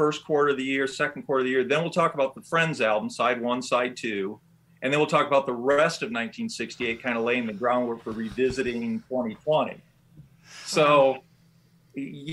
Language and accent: English; Michigan, United States; accent: Michigan